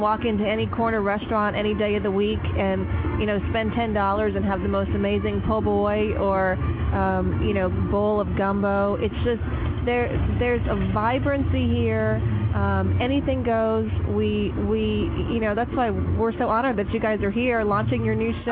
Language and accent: English; New Orleans, Louisiana, United States; moved away as an adult; also born or lived in Dallas; born and raised in New Orleans, moved away